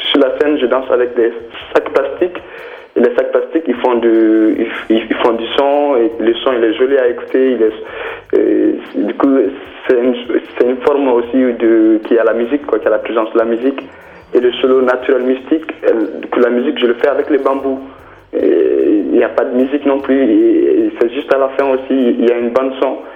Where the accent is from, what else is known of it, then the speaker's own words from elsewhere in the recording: Mali; moved away as an adult; also born or lived in France; j'ai commencé le travail à Bamako parce que je viens du Mali.